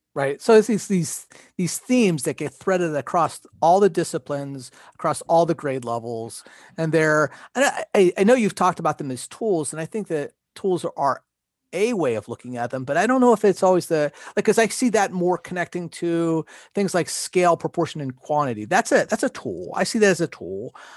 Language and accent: English; Pennsylvania, United States; we're both from Pennsylvania.